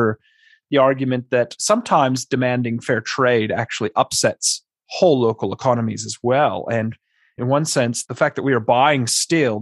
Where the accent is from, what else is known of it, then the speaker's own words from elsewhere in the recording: California, United States; I grew up in California where we have known large amounts of illegal immigrants